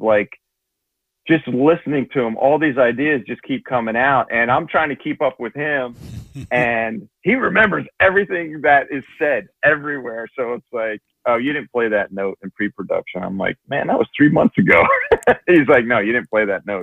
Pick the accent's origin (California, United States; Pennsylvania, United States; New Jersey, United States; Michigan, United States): New Jersey, United States; Toms River; I'm actually from Tom's River in New Jersey